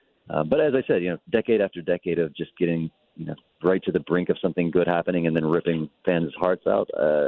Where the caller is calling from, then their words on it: Phoenix, Arizona, United States; I am calling you from Terminal 4 of the Phoenix Airport right now.